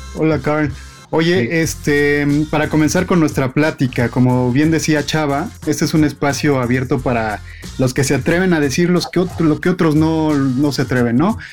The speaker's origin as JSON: {"language": "Spanish", "country": "Mexico", "said": "Como los mexicanos"}